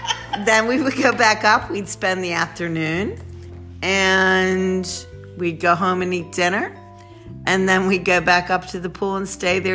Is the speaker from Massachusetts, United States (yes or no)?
no; Randallstown, Maryland, United States; we grew up in Randallstown, Maryland.